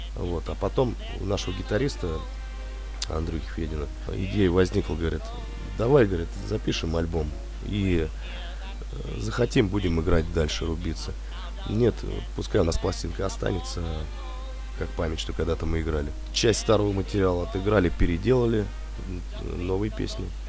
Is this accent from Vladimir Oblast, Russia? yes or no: yes; Sobinka, Vladimir Oblast, Russia; Мы не из Владимира самого, наш город Собинка родной